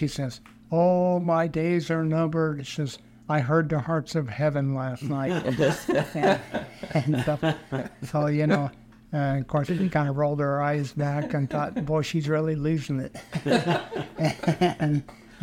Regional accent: Industry, Illinois, United States; now in St. Charles, United States; I was born in West Central Illinois, a little town called Industry

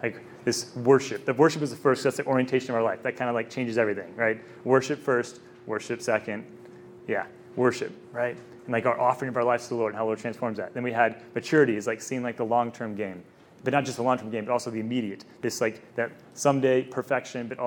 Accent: Texas, United States; I'm from Texas

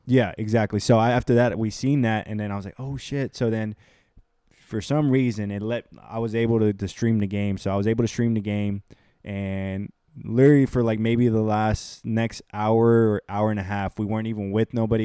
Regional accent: Houston, Texas, United States; I'm from Houston, Texas

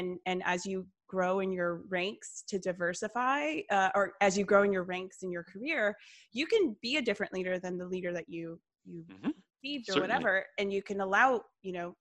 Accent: Atlanta, Georgia, United States; I grew up here in Atlanta, woman of color

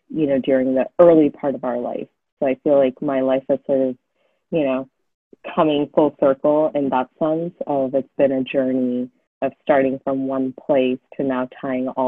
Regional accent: Fremont, California, United States; also born or lived in New York / Los Angeles; And I grew up in Fremont, just outside of San Francisco

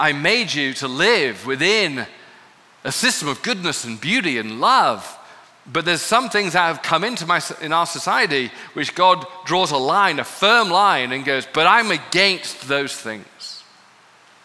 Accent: United Kingdom; I'm from Britain where we master no anger

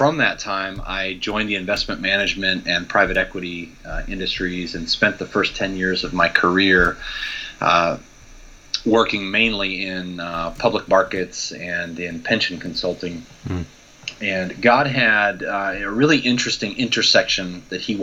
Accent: Midwest, United States; growing up in the Midwest in the U.S.

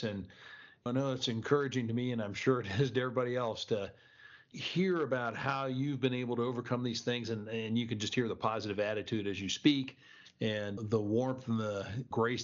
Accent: Ohio, United States; I'm from Ohio

